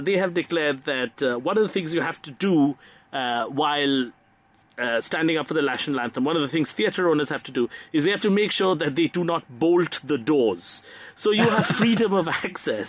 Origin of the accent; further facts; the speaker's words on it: Kolkata, West Bengal, India; my hometown, actually, Calcutta